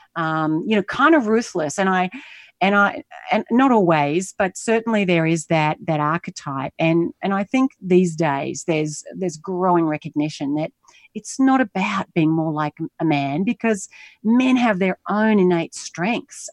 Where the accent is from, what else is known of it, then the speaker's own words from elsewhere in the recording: Australia; moved away as an adult; also born or lived in United States; now in Singapore; I'm Australian. I'm currently based in Asia, in Singapore. I lived in the U S for eleven years